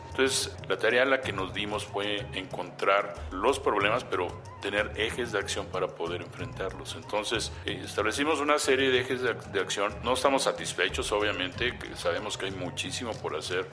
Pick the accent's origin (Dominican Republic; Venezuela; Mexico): Mexico; nuestro país